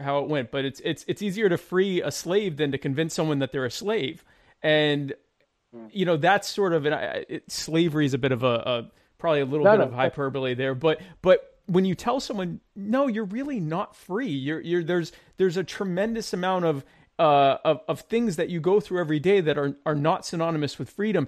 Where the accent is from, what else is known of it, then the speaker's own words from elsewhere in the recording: United States; I grew up in the States